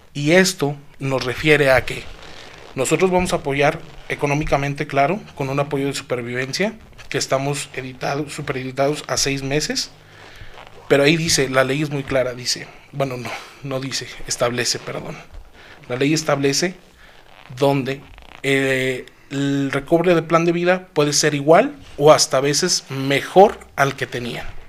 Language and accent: Spanish; Zacatecas, Mexico; soy orgullosamente capitalino de este magnífico estado